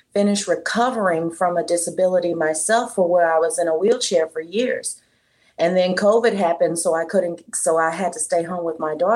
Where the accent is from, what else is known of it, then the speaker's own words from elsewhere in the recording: Houston, Texas, United States; moved away as an adult; also born or lived in Dallas; now in Las Vegas, United States; I'm originally from Houston and I'm biracial. My mom is black and my dad was white. And I lived in Houston up until in my 20s